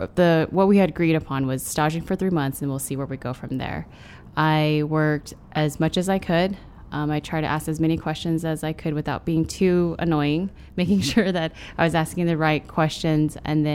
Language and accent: English; San Francisco, California, United States; born there; My parents are, they came here to the States during the Vietnam War in the late 70s, early 80s. I was born in San Francisco.